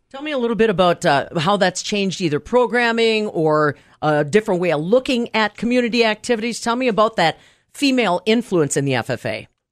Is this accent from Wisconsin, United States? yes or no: yes; Abrams, Wisconsin, United States; That's my hometown